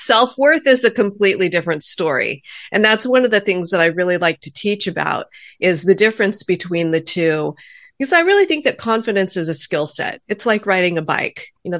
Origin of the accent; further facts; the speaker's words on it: California, United States; Well, I was actually born and raised in Orange County, California.